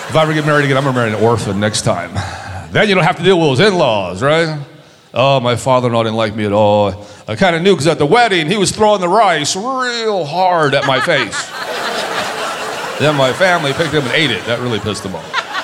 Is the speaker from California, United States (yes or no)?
yes; San Diego, California, United States; I grew up in San Diego, California. I grew up on the border with mostly Mexicans